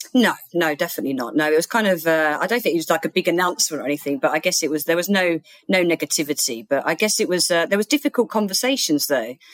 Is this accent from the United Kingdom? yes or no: yes; Bexleyheath, London, United Kingdom; the Woolwich in Bexley Heath, which was my hometown